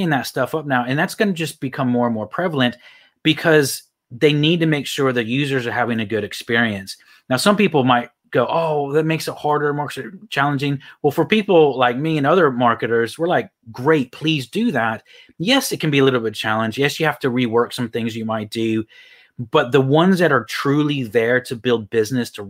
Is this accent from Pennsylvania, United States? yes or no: no; Houston, Texas, United States; also born or lived in Phoenix, Arizona; Actually, I was born in Phoenix, Arizona, but I moved to Texas when I was really young. So